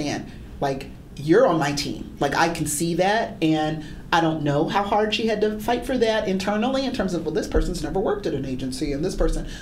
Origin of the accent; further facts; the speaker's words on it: Philadelphia, Pennsylvania, United States; Philadelphia, my hometown.